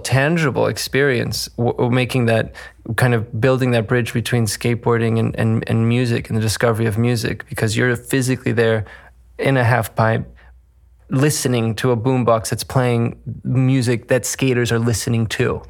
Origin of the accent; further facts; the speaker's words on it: Caracas, Capital District, Venezuela; I grew up in Caracas, Venezuela